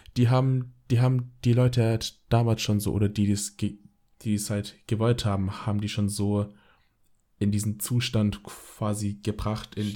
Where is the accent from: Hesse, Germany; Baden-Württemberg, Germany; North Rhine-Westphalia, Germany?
Baden-Württemberg, Germany; Dusslingen; also born or lived in Frohndorf; now in Cologne, Germany; born, born in Frohndorf, lived in Frohndorf, raised in Dusslingen and then lived in Cologne, Er äh, based, based in Cologne.